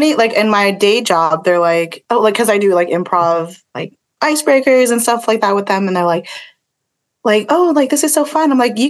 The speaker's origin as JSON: {"language": "English", "country": "Philippines", "said": "it wasn't me, but I am Filipino."}